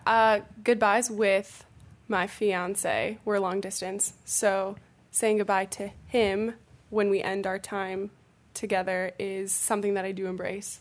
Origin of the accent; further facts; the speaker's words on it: Illinois, United States; moved away; my hometown back in Illinois